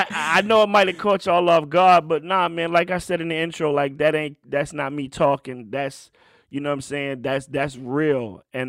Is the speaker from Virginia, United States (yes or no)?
yes; Richmond, Virginia, United States; Right now, I'm in my hometown, Richmond, Virginia, and I got two guys.